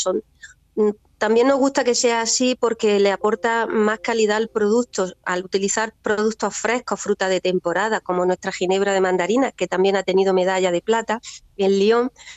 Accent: Almería, Andalusia, Spain; also born or lived in Fondón; somos nosotros de Almería y en Fondón en concreto, mis raíces familiares están en Fondón

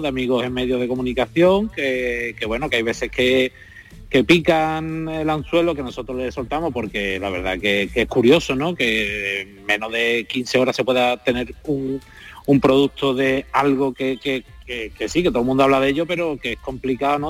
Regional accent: Seville, Andalusia, Spain; yo soy de Sevilla

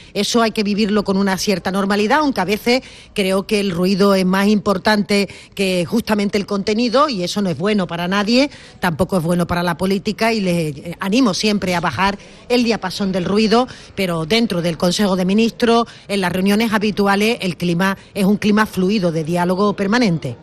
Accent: Andalusia, Spain; accent: Andalusian; now in Madrid, Spain; nuestro acento

